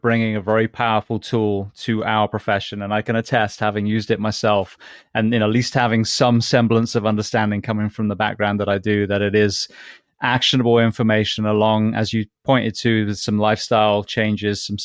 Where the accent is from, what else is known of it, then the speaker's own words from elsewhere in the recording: England, United Kingdom; moved away; I grew up in England